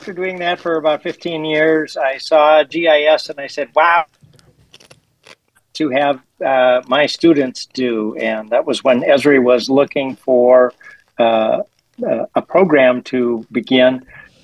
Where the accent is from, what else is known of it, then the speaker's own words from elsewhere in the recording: Minnesota, United States; moved away as an adult; also born or lived in California; now in Washington, D.C. area, United States; I was in Minnesota teaching. That's my native home.